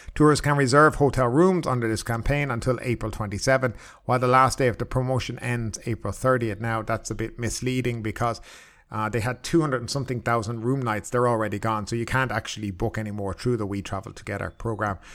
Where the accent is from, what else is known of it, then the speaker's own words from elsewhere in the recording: Ireland; now in Thailand; I'm from Ireland